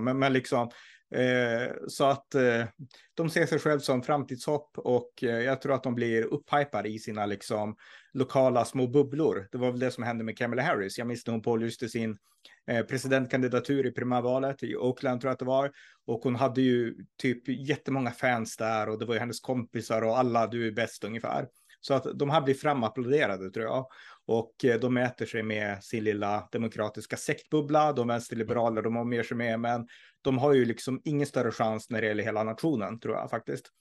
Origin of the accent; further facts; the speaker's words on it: Norrland, Sweden; jag är ju från Norrland